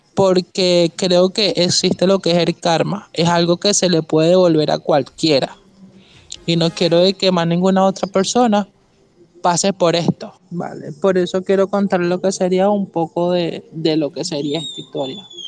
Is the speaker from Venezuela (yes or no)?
yes; Venezuela; soy venezolano